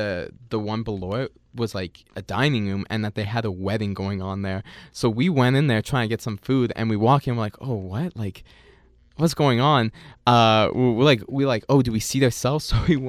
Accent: Winnipeg, Manitoba, Canada; oh, maybe because I'm from Winnipeg.

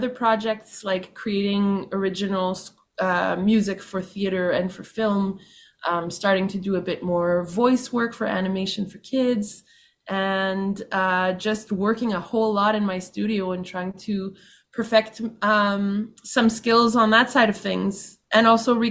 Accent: Winnipeg, Manitoba, Canada; I grew up in St. Vital and St. Boniface in the city of Winnipeg

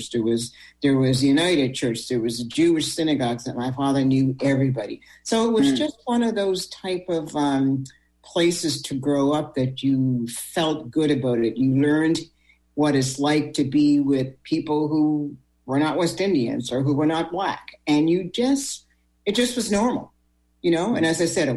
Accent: Sydney, Nova Scotia, Canada; now in Halifax, Canada; I was born, as you know, in Cape Breton, Sydney, Whitney Pier.

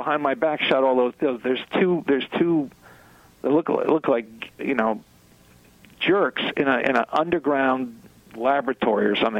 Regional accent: New York, United States; when I was a kid here in the New York, I was brought up in New York

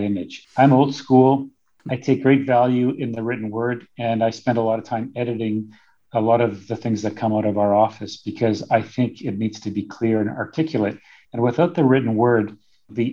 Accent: Winnipeg, Manitoba, Canada; now in Whitehorse, Canada; I grew up in Winnipeg

